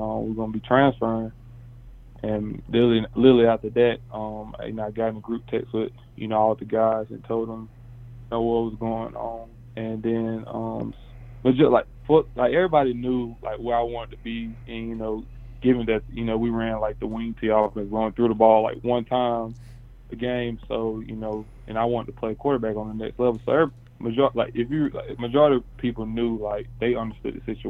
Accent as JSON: {"language": "English", "region": "South Carolina", "country": "United States", "said": "I'm from South Carolina"}